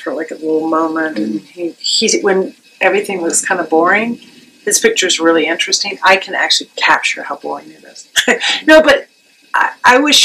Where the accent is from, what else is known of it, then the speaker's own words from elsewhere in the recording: Charleston, South Carolina, United States; moved away as an adult; also born or lived in Nashville / Pittsburgh; I grew up in Charleston